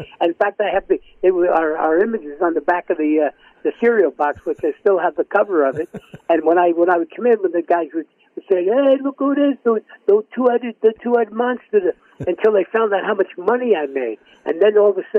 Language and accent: English; New York City, New York, United States; moved away as an adult; now in California, United States; I grew up in the South Bronx, down near Yankee Stadium